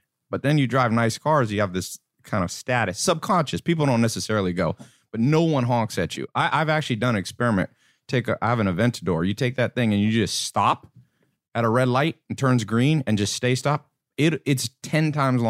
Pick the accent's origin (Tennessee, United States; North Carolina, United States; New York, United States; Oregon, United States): North Carolina, United States; also born or lived in Los Angeles / San Diego; And then lived in San Diego for a little while and then went to North Carolina. Mm. And so lived in a mobile home there growing up.